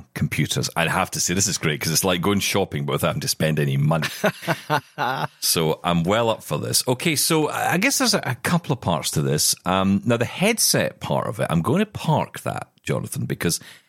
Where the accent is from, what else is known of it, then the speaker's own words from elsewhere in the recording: Glasgow, Scotland, United Kingdom; my hometown of Glasgow